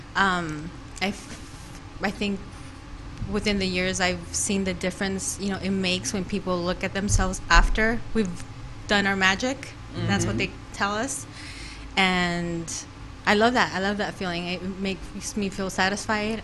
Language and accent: English; Phoenix, Arizona, United States; also born or lived in Durango, Mexico; raised here in Phoenix.